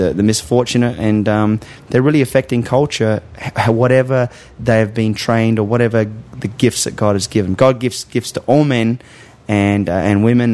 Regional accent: Australia; moved away; my home country

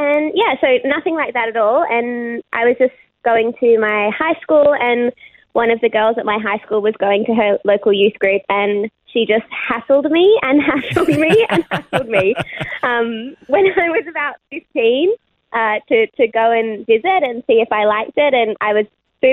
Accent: Sydney, New South Wales, Australia; born and raised in Sydney. I grew up in Concord, which is like in the inner west of Sydney

